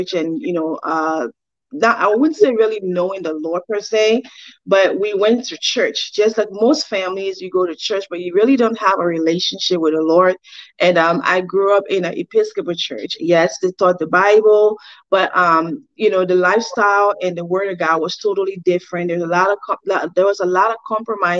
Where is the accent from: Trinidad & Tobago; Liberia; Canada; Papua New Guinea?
Liberia; now in United States; So I was born and raised in Liberia, by my mom and dad. I grew up in Liberia